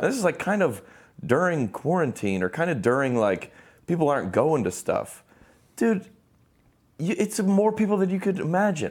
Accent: Lilburn, Georgia, United States; now in Nashville, United States; we grew up in Lilburn, Georgia is where it was.

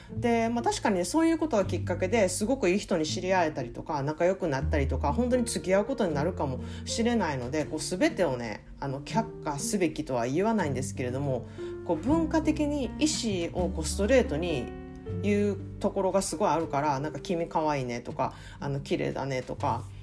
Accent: Kansai, Japan; moved away; 根がやっぱり関西人やからか

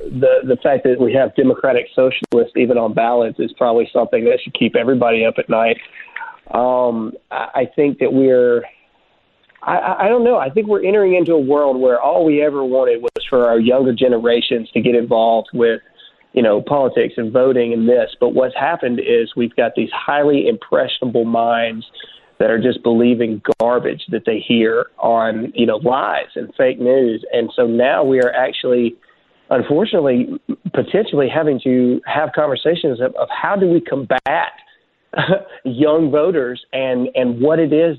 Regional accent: Mississippi, United States; Yes, I am a redneck from Mississippi. I'm a 12-year Army veteran

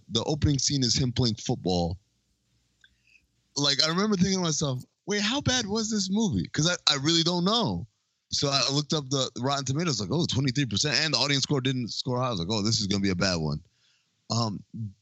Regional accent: New York, United States; I grew up in New York.

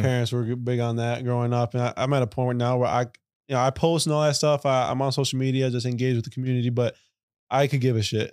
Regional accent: Chicago, Illinois, United States; I live downtown, grew up in Logan Square on the north side.

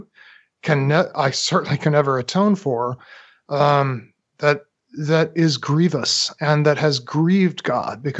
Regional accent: United States; as an American

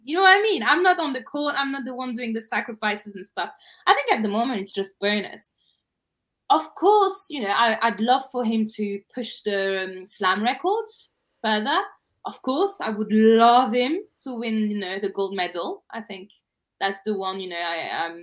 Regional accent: France; English is a second language; I'm from France

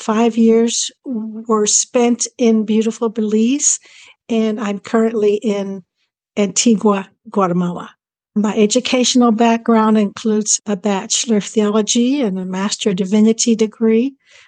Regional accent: Pittsburgh, Pennsylvania, United States; moved away; also born or lived in Ontario, Canada / Saskatchewan, Canada / Hawaii / Michigan; 73 years old, to get that out of the way first. A lot of people don't like to ask, but are curious. I was born in Pittsburgh, Pennsylvania, USA.

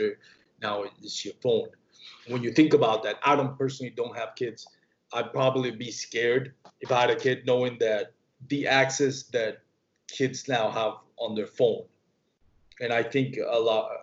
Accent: Puerto Rico; I grew up in Puerto Rico.

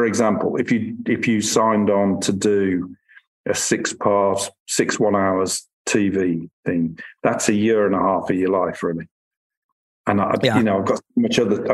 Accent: Birmingham, West Midlands, United Kingdom; all television I'm doing through the studio in Birmingham. And I'll start doing film as well through there, because it's my hometown

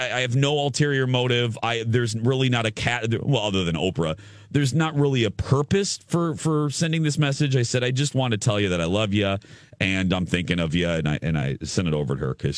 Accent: Indiana, United States; moved away; I'm from Indiana

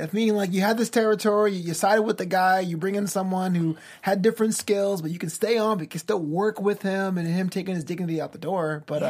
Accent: New York, United States; I'm from New York

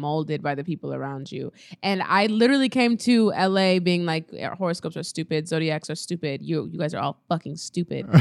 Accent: Nebraska, United States; I'm from Nebraska where, like, everything is new and fresh

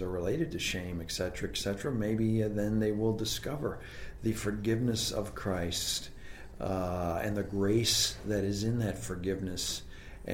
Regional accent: Canada; growing up in Canada, I learned French off the back of cereal boxes.

